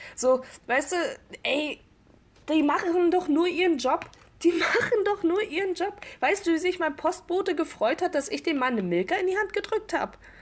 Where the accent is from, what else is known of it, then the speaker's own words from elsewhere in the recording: Rostock, Mecklenburg-Vorpommern, Germany; Bin ebenfalls 19 Jahre alt, komme ebenfalls aus Rostock